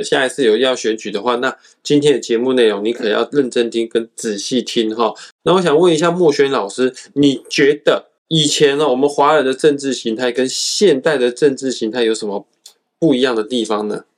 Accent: Kaohsiung, Taiwan; 我身为高雄人

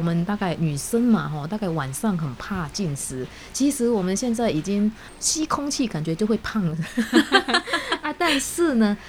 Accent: Indonesia; Chinese is a second language; now in Taiwan; 我很小的时候，在印尼的时候，倒是有一点点打坐的习惯

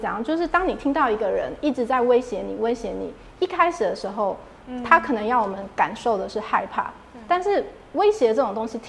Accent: Taiwan; moved away as an adult; now in New York, United States; 我是台湾人

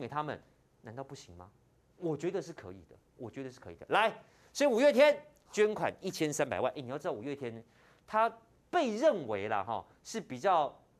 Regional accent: Taiwan; 我们台湾人

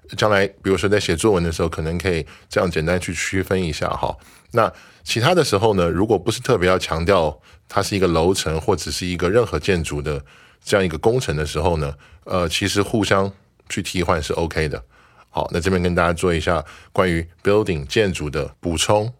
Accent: Taiwan; 我们可以说 We're all nationals of Taiwan，我们都是台湾的国民。

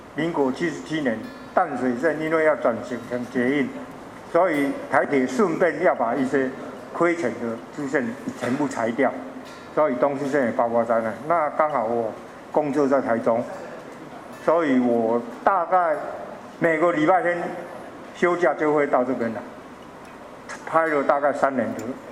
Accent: Chiayi, Taiwan; 我其实不是台中人，我是嘉义人

